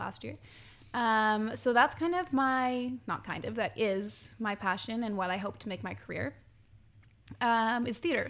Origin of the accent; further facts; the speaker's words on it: Quesnel, British Columbia, Canada; moved away; I'm from Quinnell